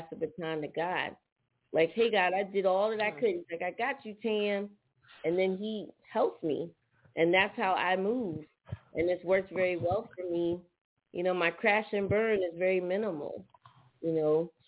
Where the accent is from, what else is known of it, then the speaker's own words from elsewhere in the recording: Philadelphia, Pennsylvania, United States; Well, one thing about Philly is when you're up top, it's just something about being up top, whether it's Philly, Jersey, New York.